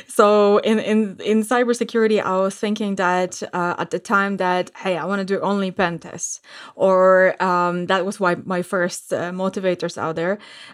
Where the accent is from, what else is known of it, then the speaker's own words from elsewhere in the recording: Warsaw, Masovian Voivodeship, Poland; So today I'm actually podcasting from Warsaw in Poland, and I am right now back home for quite a while